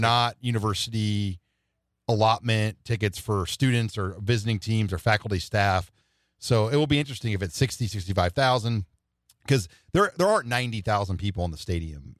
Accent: Omaha, Nebraska, United States; I'm from South Omaha

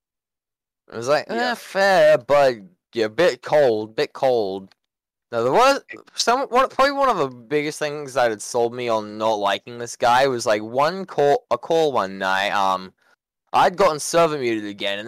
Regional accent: Australia; I'm Australian

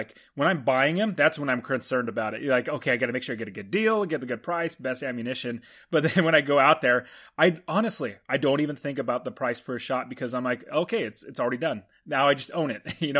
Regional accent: Fresno, California, United States; now in Phoenix, United States; where we grew up in Fresno, where you currently live now, it gets smoggy.

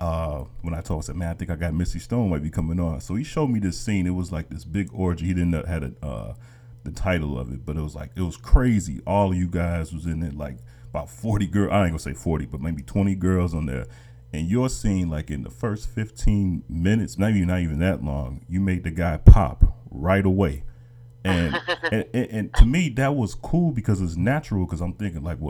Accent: Chicago, Illinois, United States; I'm from Chicago

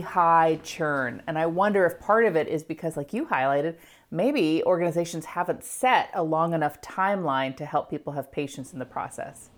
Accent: United States; being an American

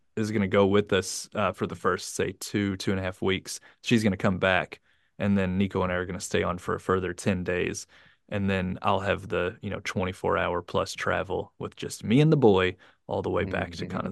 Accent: United States; now in Japan; the United States, my home country

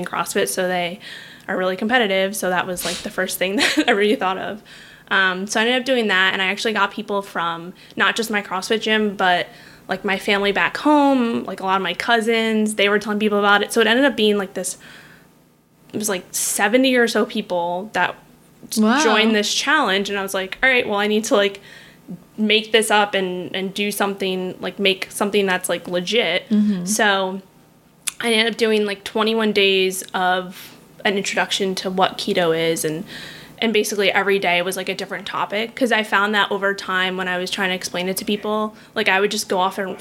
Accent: New York City, New York, United States; moved away as an adult; also born or lived in Florida / West Palm Beach, Florida; now in San Diego, United States; I am originally from Manhattan, New York, born and raised there.

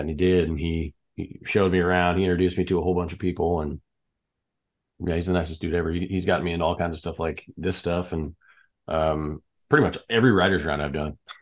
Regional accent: southwestern Kansas, United States; moved away; I'm from a really small town in Kansas, uh, almost Colorado, almost Oklahoma

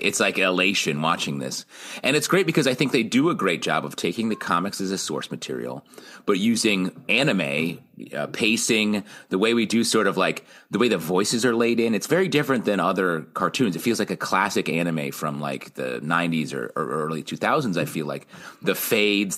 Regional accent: New York, United States; I grew up on the Canadian border in New York State

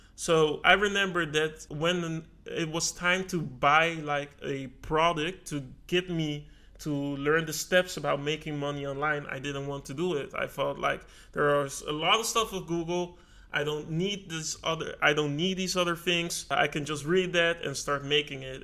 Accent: Netherlands; I was born in the Netherlands

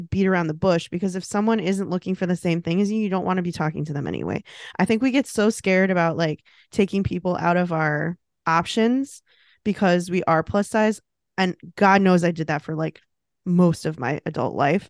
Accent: United States; being American

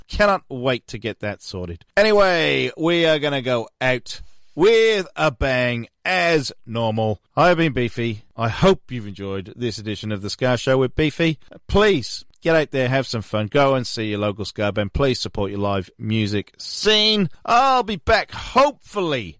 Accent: Newport, Wales, United Kingdom; I'm from Newport

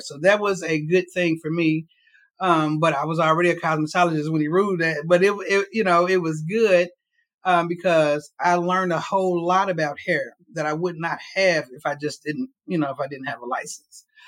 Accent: Cincinnati, Ohio, United States; moved away as an adult; now in Louisville, United States; I am from Cincinnati, Ohio

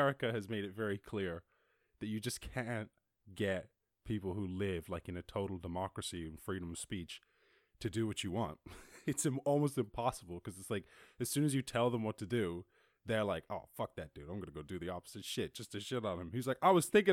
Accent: Ireland; I grew up in Ireland

